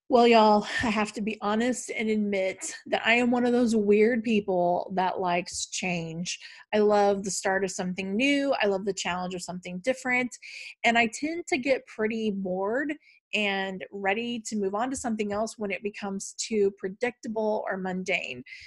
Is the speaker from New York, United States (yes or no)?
no; Tennessee, United States; also born or lived in Missouri; We moved from Tennessee to Missouri and then back to Tennessee.